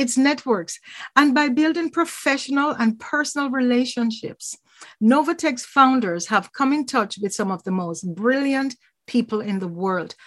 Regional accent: Jamaica; now in Toronto, Canada; I'm from Jamaica.

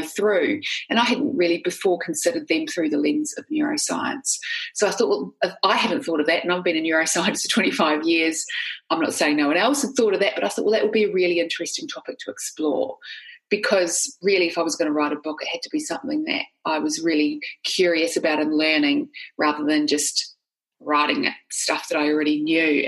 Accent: New Zealand; I'm not sure they can tell initially from my accent, but I grew up in New Zealand.

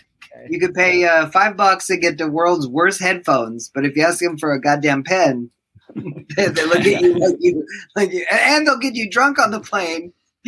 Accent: Los Angeles, California, United States; I grew up in Los Angeles.

